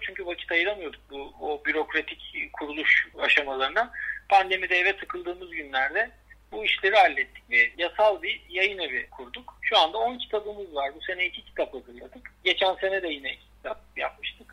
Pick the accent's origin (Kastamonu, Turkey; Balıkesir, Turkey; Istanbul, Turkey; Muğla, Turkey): Istanbul, Turkey; moved away; also born or lived in Bozcaada; ben bin dokuz yüz seksen İstanbul Çengelköy doğumluyum. Boğaz çocuğuyum aslında.